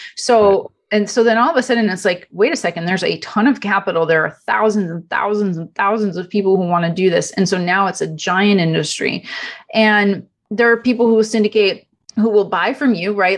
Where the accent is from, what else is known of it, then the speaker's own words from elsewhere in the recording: Canada; first language Italian; English is a second language; moved away as an adult; also born or lived in Europe; now in Los Angeles, United States; I'm originally from Canada. Uh, my parents are immigrants from Italy. So, uh, Italian is actually my first language. Uh, grew up in Canada